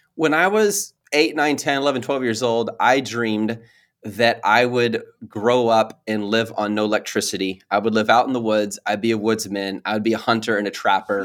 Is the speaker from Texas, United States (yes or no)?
yes; Mount Pleasant, Texas, United States; also born or lived in Dallas; I grew up half of my life in Mount Pleasant. It's this little tiny city way, like, two and a half hours east of Dallas